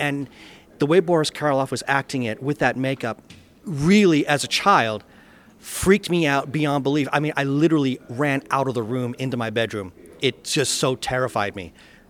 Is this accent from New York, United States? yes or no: no; Phoenix, Arizona, United States; I'm from Phoenix, Arizona.